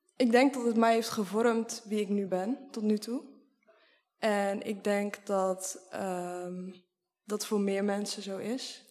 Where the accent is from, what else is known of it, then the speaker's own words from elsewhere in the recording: Sliedrecht, South Holland, Netherlands; Sliedrecht, dat is een dorpje waar ik ben opgegroeid en op dit moment woon.